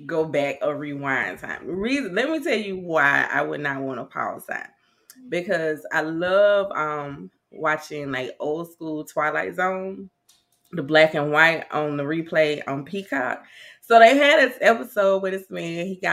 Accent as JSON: {"language": "English", "region": "South Carolina", "country": "United States", "moved": "yes", "lives_now": "Nashville, United States", "said": "I'm originally from South Carolina, but I reside in Nashville."}